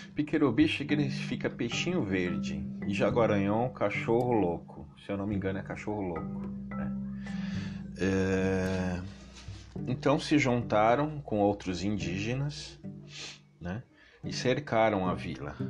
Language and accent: Portuguese; São Paulo, Brazil; nascido e criado aqui no Itaim Paulista